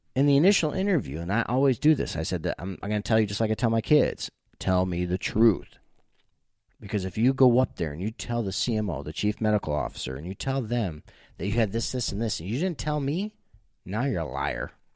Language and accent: English; New York, United States; moved away; also born or lived in Jamestown, New York